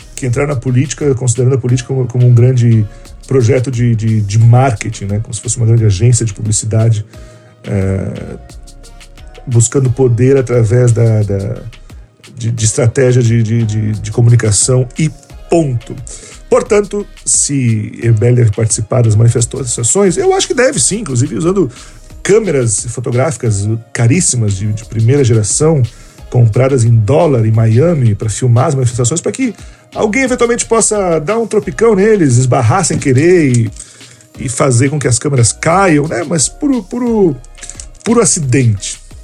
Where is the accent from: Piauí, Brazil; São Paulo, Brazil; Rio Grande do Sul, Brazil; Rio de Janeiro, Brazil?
Rio Grande do Sul, Brazil; Osmar Terra que é um, um conterrâneo meu, né, da, da terra onde eu nasci